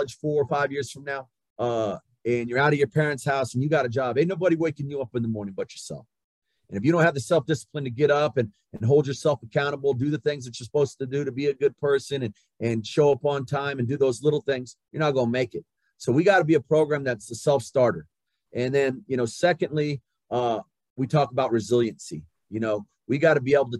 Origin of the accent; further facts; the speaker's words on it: Southwest New Mexico, United States; moved away as an adult; I grew up in Southwest New Mexico. You know, We had a town, a small town of 1,200 people